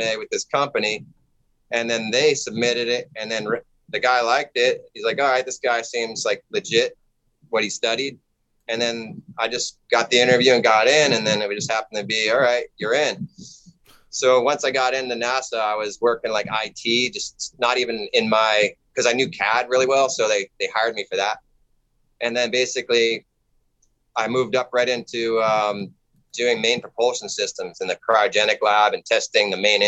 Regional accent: Florida, United States; moved away as an adult; also born or lived in California; now in Hawaii, United States; I'm originally, I'm from the East Coast, from Florida. I lived in Florida for a long time

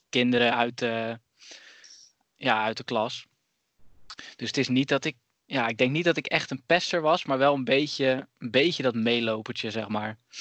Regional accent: Zeeland, Netherlands; now in Tilburg, Netherlands; Ik ben opgegroeid in Zeeland en ik woon tegenwoordig in Tilburg

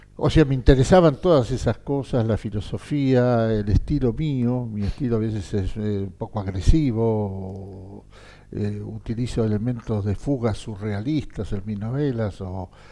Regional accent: Argentina

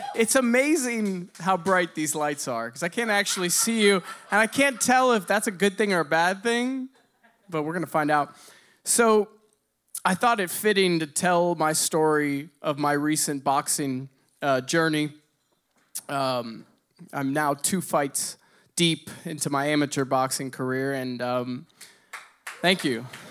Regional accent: Bloomington, Indiana, United States; I grew up in Bloomington, Indiana

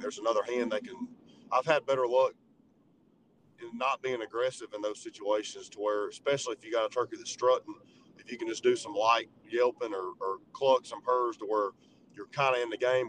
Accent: Georgia, United States; growing up in Georgia and, and in the South

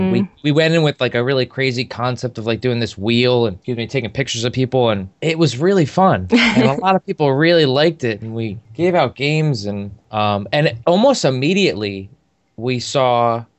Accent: New Jersey, United States; I'm from New Jersey.

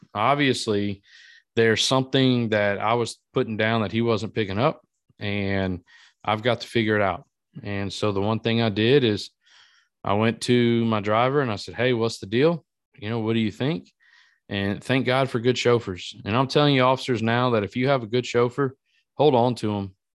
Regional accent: Iota, Louisiana, United States; moved away; my hometown in Iota, Louisiana

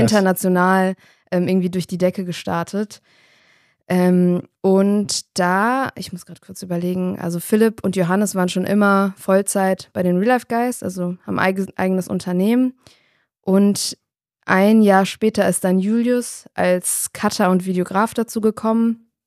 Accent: Darmstadt, Hesse, Germany; Also ich komme aus Darmstadt

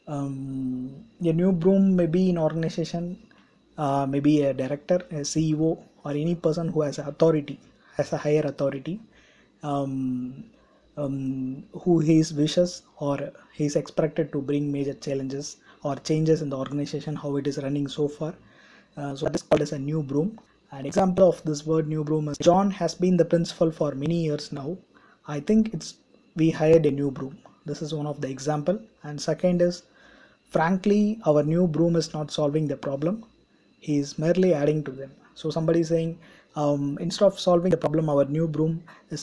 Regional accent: India; I'm from India

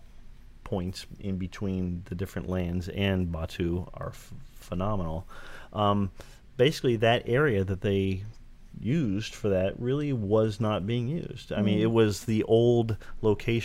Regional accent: Southern California, United States; I grew up in Southern California, I mean, Disneyland is my home park

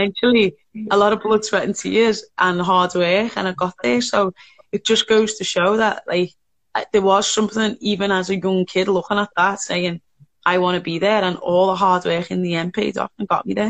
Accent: Liverpool, North West England, United Kingdom; I was from Toxteth, which is a little bit underprivileged

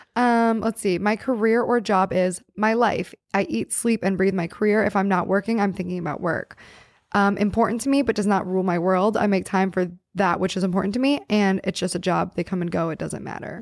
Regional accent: New Castle, Pennsylvania, United States; moved away; my hometown and, like, his uncle owned a pizza shop that I worked

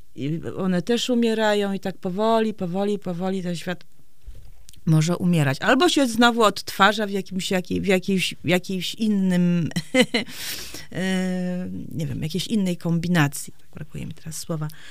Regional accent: Gdańsk, Pomeranian Voivodeship, Poland; also born or lived in Warsaw; now in Straszyn, Poland; ja jestem z Gdańska i właściwie całą młodość spędziłam w Gdańsku, czy w Gdańsku, czy w Warszawie

